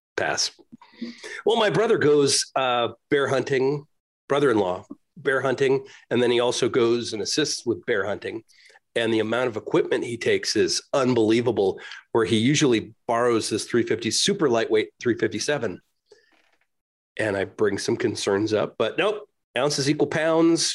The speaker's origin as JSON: {"language": "English", "area": "a suburb of Chicago", "region": "Illinois", "country": "United States", "tie": "born or raised there", "also_born_or_lived": "California, United States", "moved": "yes", "lives_now": "Utah, United States", "said": "I was born in California, raised in a suburb of Chicago, now I'm here in Utah"}